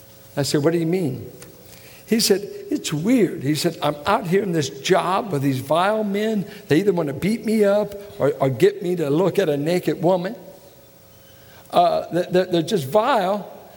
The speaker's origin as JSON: {"language": "English", "region": "Midwest", "country": "United States", "tie": "born or raised there", "said": "I grew up in Midwestern piety, strict holiness circles, no makeup, jewelry, everything, strict, and very subculture."}